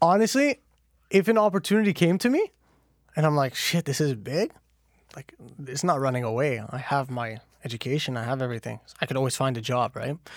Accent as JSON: {"language": "English", "country": "Canada", "tie": "born or raised there", "said": "born and raised in Canada"}